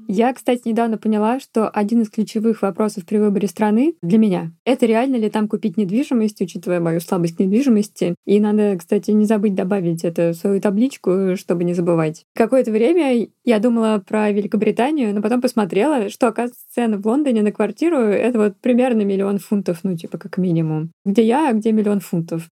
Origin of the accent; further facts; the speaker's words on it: Russia; moved away; как настоящий россиянин